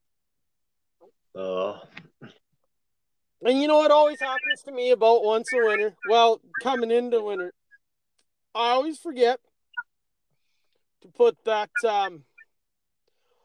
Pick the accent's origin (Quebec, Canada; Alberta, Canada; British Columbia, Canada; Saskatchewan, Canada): Alberta, Canada; moved away; I grew up in Alberta